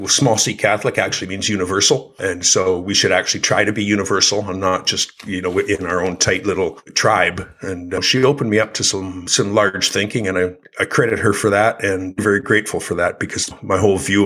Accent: Calgary, Alberta, Canada; also born or lived in Ontario, Canada; I was born in Ontario, Canada. My dad died in 1955 when I was about 3 years old in an automobile mishap. My mom raised us, raised the three kids on her own in Calgary, which was her home. So I grew up in Calgary, Alberta

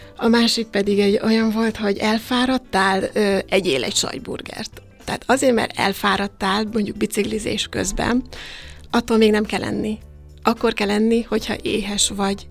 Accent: Hungary

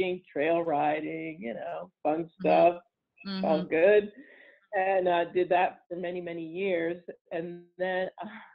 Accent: New Jersey, United States; moved away; I'm from New Jersey originally, which, believe it or not, the part I was from is very much horse country and still is

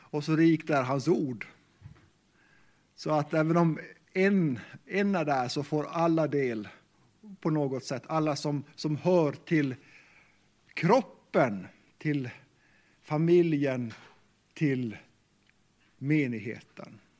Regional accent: Sweden; first language Meänkieli; Swedish is a second language; Mitt första språk är kvenska, meänkieli. Det är det språk som jag lärde av mina föräldrar. Och eh, faktiskt sen har jag lärt mig svenska i skolan.

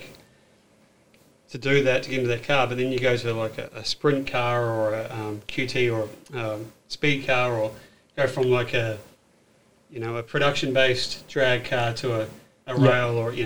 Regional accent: Hamilton, Waikato, New Zealand; moved away as an adult; now in Australia; I watched a little bit of it growing up in New Zealand. It's sort of starting to come to a thing when I was sort of out of school, but grew up in Hamilton

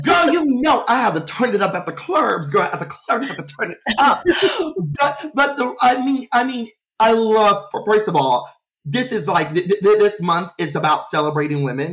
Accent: Beaumont, Texas, United States; moved away as an adult; now in Los Angeles, United States; I'm from Beaumont, Texas

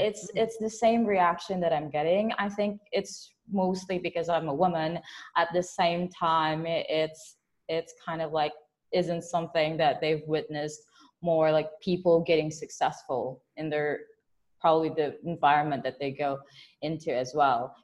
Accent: Philippines; I'm based from the Philippines

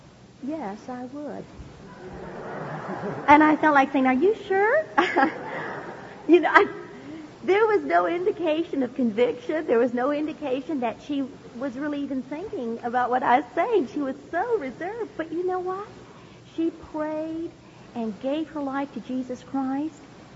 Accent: California, United States; also born or lived in Hawaii; I was born in Hawaii, and I grew up right here in California

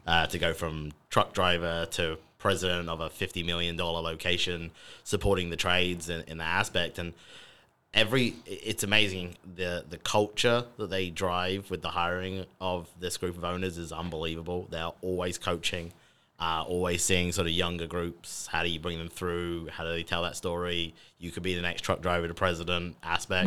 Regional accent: United Kingdom; accent: British; moved away as an adult; now in United States; I'm the British sounding person on this podcast today

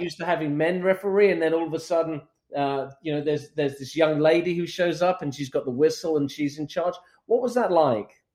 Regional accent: São Paulo, Brazil; now in United States; which is actually where I grew up as well. I grew up in Morumbi

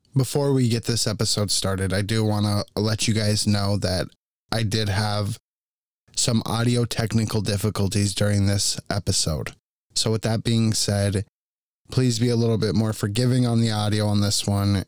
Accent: Tucson, Arizona, United States; I was born and raised in Tucson

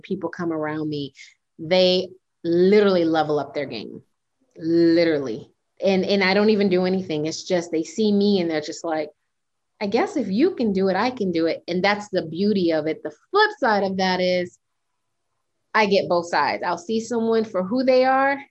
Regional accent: United States; also born or lived in Panama; I was raised in America, but with the cultural background of Panamanian

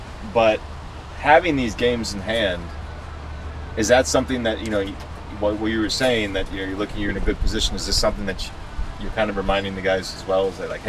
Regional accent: Chicago, Illinois, United States; I just tell people I'm from Chicago. I don't have a Chicago accent.

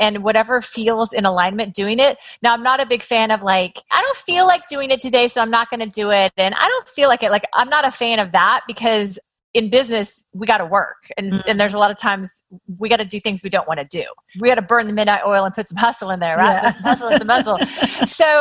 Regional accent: Kansas, United States; now in Los Angeles, United States; I grew up in Kansas and I did what you're supposed to do as a girl in Kansas

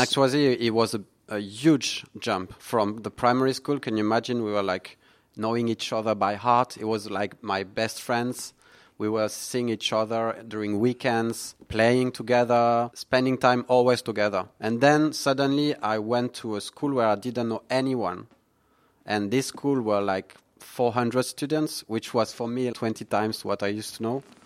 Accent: near Toulouse, Occitania, France; English is a second language; also born or lived in Vendée; now in Singapore; I was born in southwest of France.

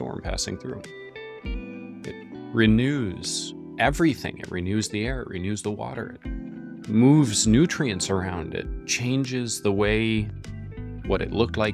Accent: Northeast, United States; also born or lived in New York City; I grew up in the Northeast

